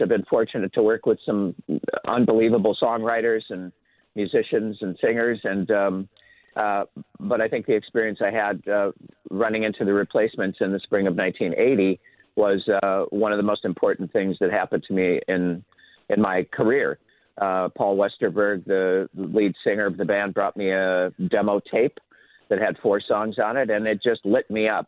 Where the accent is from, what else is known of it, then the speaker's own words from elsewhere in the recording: Minnetonka, Minnesota, United States; in the suburbs uh, where I grew up in Minnetonka Hopkins area